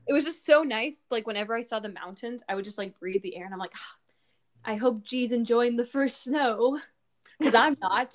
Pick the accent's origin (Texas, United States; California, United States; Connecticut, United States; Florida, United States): California, United States; Fresno; that's where I'm originally from